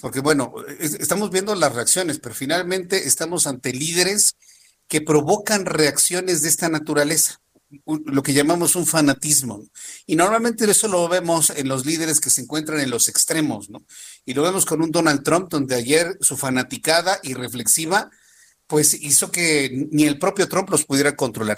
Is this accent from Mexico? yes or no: yes; Mexico; a nosotros como, como mexicanos